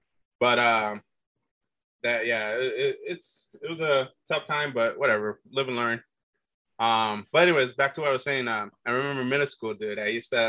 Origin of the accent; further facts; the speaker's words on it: United States; born there; first language English; was half Puerto Rican and born in the U.S. And yeah, man, mostly English was, you know, like I said, my first language